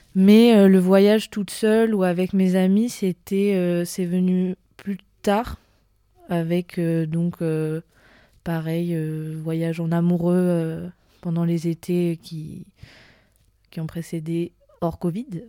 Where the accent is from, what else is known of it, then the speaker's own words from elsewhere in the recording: Vence, Provence-Alpes-Côte d'Azur, France; je viens à l'origine du sud de la France, à côté de Nice, dans une, petite, c'est pas vraiment une petite ville, mais qui s'appelle Vence